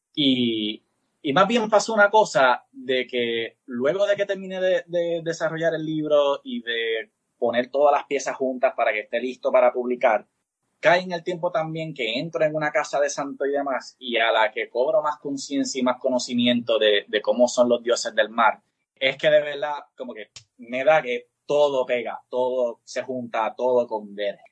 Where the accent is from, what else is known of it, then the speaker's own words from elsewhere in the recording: Puerto Rico; encima somos colonia